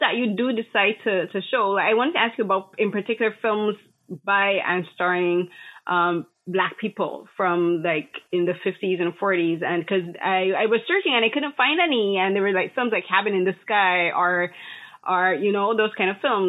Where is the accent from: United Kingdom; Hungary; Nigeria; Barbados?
Barbados; when I was growing up in Barbados